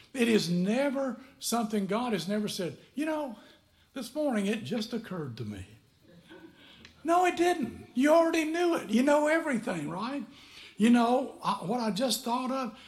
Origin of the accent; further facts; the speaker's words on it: McMinnville, Tennessee, United States; moved away; also born or lived in Fort Belvoir, Virginia; I'm from McMinnville, Tennessee